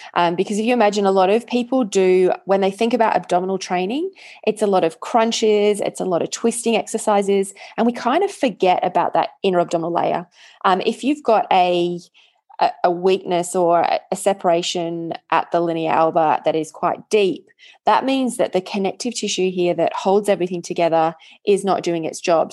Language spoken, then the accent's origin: English; England, United Kingdom; moved away; I grew up in England